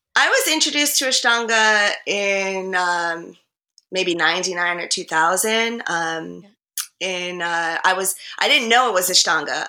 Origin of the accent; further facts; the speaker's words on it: New Jersey, United States; moved away as an adult; also born or lived in Harlem, New York City; now in New York City, United States; I grew up in Jersey